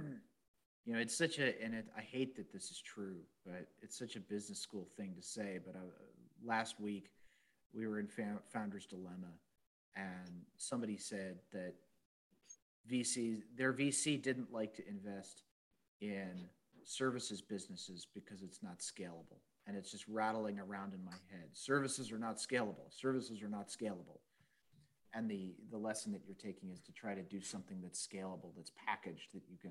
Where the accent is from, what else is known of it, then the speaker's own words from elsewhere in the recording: San Diego, California, United States; I grew up in North County, San Diego